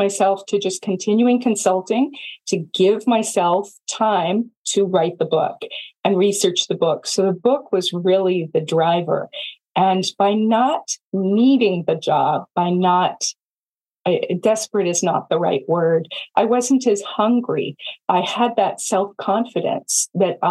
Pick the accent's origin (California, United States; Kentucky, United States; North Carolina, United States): California, United States; Silicon Valley; also born or lived in Iowa; I'm from Silicon Valley and we start companies